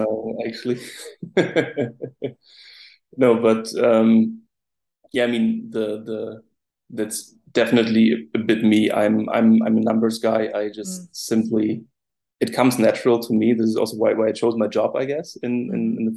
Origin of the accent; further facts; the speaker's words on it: Rostock, Mecklenburg-Vorpommern, Germany; I'm from Rostock, it's called. So it's from the northeast of the country, situated directly at the Baltic Sea